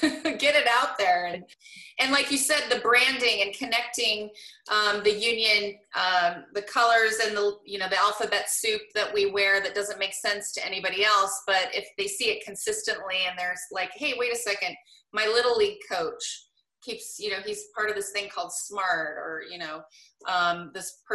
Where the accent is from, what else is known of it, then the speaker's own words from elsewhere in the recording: Portland, Oregon, United States; I grew up in Portland